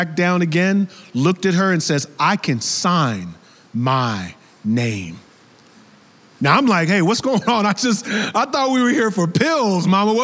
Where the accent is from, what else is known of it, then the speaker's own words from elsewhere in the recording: the suburbs of New York, United States; I was raised in New York, the suburbs of New York